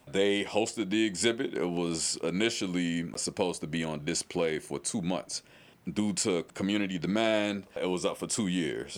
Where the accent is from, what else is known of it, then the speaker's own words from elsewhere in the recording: St. Louis, Missouri, United States; now in Louisville, United States; I'm from St. Louis, Missouri